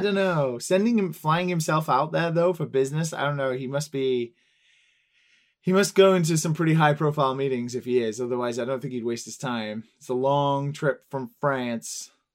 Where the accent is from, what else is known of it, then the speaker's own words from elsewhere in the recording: England, United Kingdom; now in Tokyo, Japan; I'm English